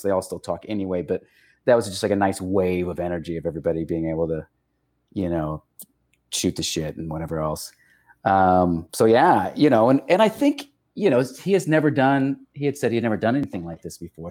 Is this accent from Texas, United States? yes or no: yes; El Paso, Texas, United States; growing up in El Paso.